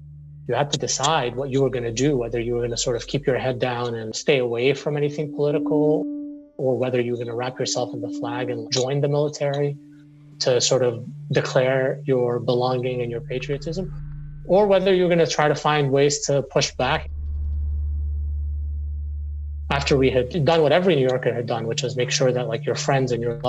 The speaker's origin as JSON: {"language": "English", "country": "Syria", "also_born_or_lived": "Beirut, Lebanon / Middle East", "moved": "as an adult", "lives_now": "United States", "said": "You know, I'm Syrian. I was born in Beirut. I grew up mostly in the Middle East. I came to the United States for college"}